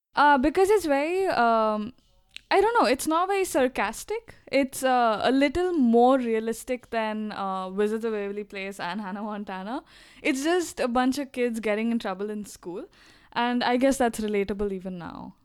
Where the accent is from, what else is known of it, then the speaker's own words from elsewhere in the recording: Dubai, United Arab Emirates; we grew up in Dubai